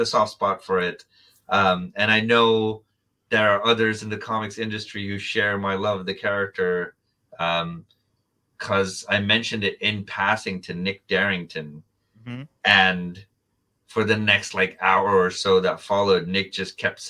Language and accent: English; India; I was growing up in India